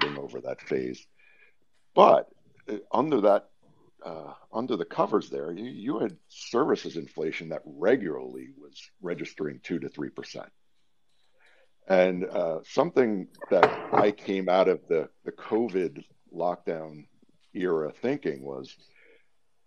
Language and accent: English; Westchester, New York, United States; moved away as an adult; also born or lived in Maryland; now in Pennsylvania, United States; as somebody who spent most of the first 30 years of their life growing up in Westchester